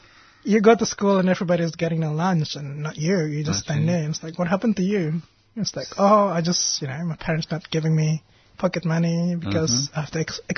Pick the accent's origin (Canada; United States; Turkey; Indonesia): Indonesia; Wamena, Highland Papua; I got so many things that I could remember from growing up in West Papua.